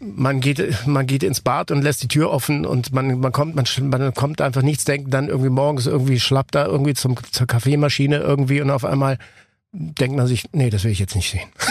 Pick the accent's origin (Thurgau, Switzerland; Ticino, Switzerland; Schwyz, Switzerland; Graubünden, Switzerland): Ticino, Switzerland; ich bin ja aus dem Tessin äh, gebürtig